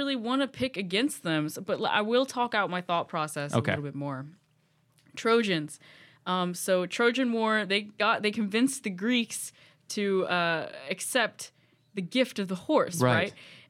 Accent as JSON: {"language": "English", "region": "the South", "country": "United States", "said": "Oh, yeah, I'm from the South. I've husked plenty of corn."}